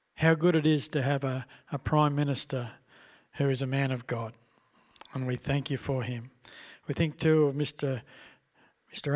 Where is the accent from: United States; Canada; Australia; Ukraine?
Australia; we as Australian citizens